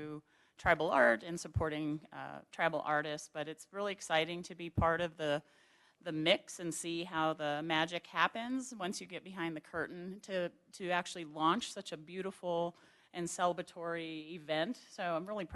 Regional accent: Rocky Boy, Montana, United States; moved away; I'm from Rocky Boy

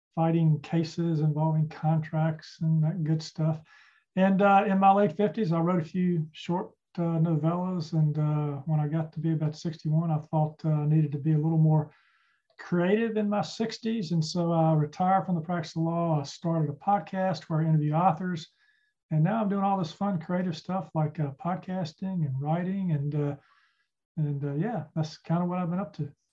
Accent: Charlotte, North Carolina, United States; I grew up in Charlotte

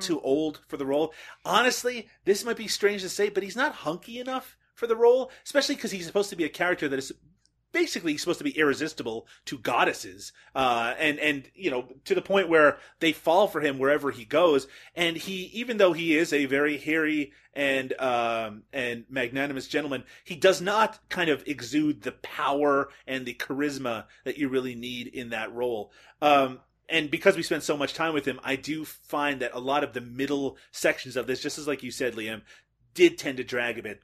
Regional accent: Newfoundland and Labrador, Canada; now in Peterborough, Canada; I'm, of course, originally from Newfoundland, Canada, and I, I currently live in Peterborough, Ontario, Canada.

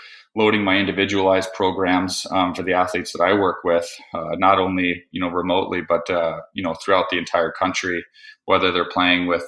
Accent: Florida, United States; when I grew up in Florida

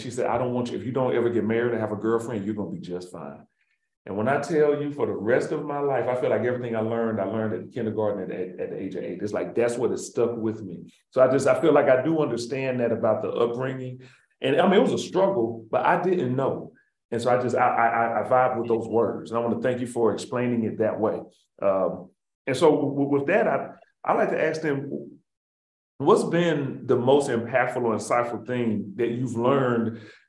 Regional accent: Birmingham, Alabama, United States; I grew up in North Birmingham, and I was raised by my parents, but mostly by my grandparents.

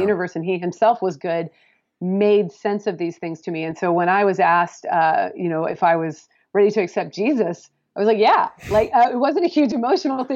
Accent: Pacific Northwest, United States; moved away as an adult; I'm coming from the Pacific Northwest

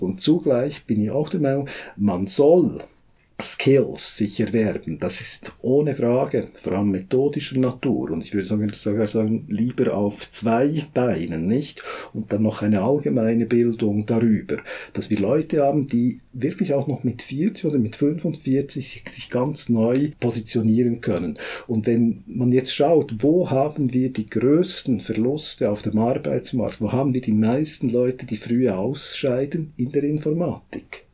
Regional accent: Switzerland; bei uns in der Schweiz

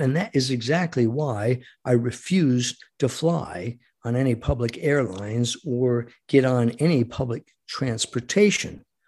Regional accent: United States; as an American

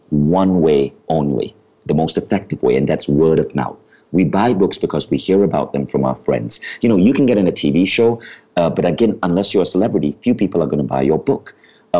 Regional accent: Malaysia; moved away as an adult; also born or lived in New York, United States; I had been born in Malaysia

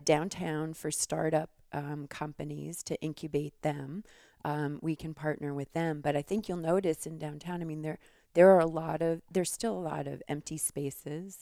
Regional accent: New York, United States; moved away as an adult; also born or lived in Philadelphia; now in Tucson, United States; I grew up in New York

